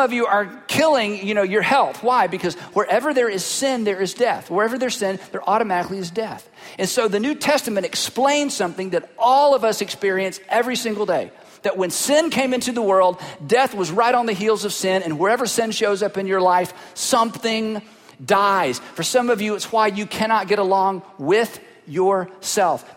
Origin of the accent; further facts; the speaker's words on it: Fruitland, North Carolina, United States; I am from Fruitland, North Carolina